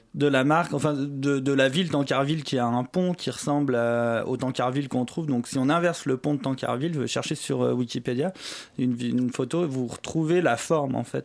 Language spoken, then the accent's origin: French; Savoie, Auvergne-Rhône-Alpes, France; also born or lived in Grenoble; j'ai grandi en Savoie et j'ai fait mon université à Grenoble